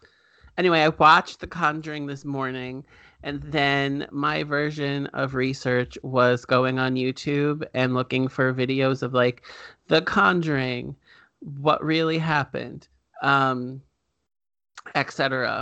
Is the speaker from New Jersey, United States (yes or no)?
yes; New Jersey, United States; growing up in New Jersey, like any other spoopy place